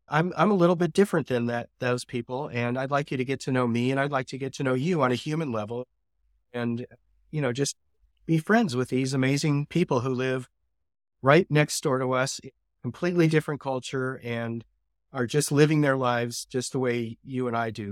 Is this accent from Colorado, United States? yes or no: yes; Colorado, United States; moved away as an adult; now in Israel; I come from Colorado